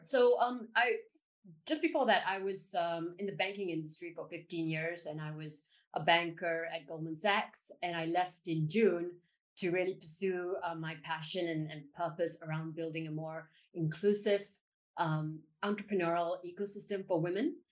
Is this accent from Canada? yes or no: no; Singapore; I was born in Singapore